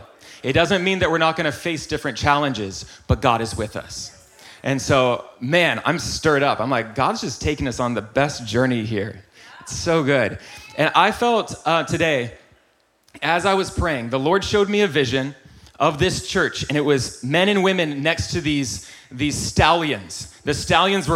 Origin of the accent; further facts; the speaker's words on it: North Carolina, United States; I grew up in North Carolina